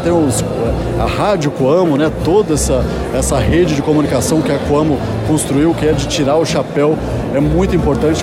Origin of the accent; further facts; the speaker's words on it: Paraná, Brazil; Eu sou paranaense, sou sulista, filho de gaúcha e de pai alagoano